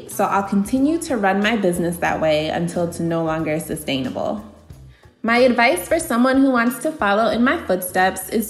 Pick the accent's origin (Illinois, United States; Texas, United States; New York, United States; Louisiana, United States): Illinois, United States; Aurora; I'm from Aurora, Illinois in the Chicago suburbs